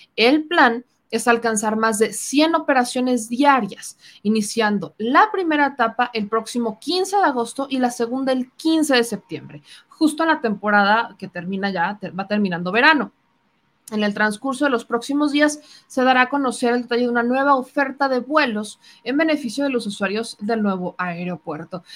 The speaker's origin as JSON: {"language": "Spanish", "country": "Mexico", "said": "éramos muchos mexicanos los que intentábamos llegar"}